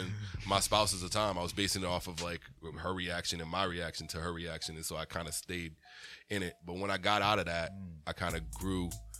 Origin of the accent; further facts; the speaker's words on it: Weymouth, Massachusetts, United States; also born or lived in Dorchester, Massachusetts; I grew up in an all white area, but we went to church in Dorchester.